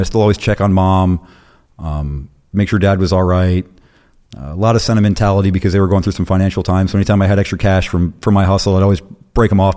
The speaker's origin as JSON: {"language": "English", "region": "Arizona", "country": "United States", "tie": "born or raised there", "also_born_or_lived": "South Carolina / Florida", "said": "lived in Florida for a while, really came up in Arizona, lived in Arizona twenty years. That's where I was junior high, high school, and post high school"}